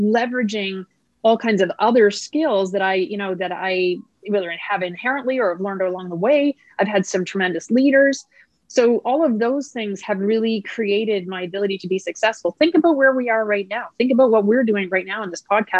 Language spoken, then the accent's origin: English; just outside of Halifax, Nova Scotia, Canada; now in Winnipeg, Canada; I was raised in just outside of Halifax, Nova Scotia